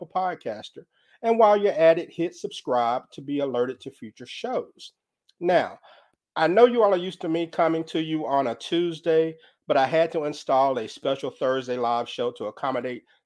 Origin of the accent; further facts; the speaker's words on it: Mississippi, United States; I grew up in the Bible Belt of the South, Mississippi